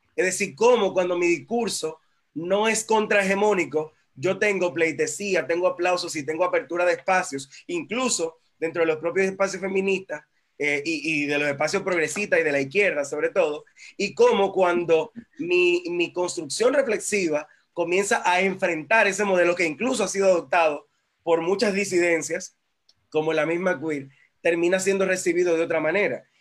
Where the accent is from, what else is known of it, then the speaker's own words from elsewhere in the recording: Dominican Republic; En Dominicana tuvimos